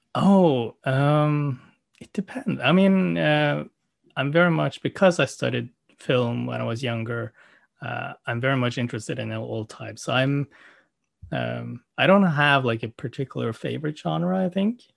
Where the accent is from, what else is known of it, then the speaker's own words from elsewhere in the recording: Norway; English is a second language; also born or lived in South Korea / Oslo, Norway; I came to Norway when I was five months old, uh, to a Norwegian family and I had a very standard Norwegian upbringing.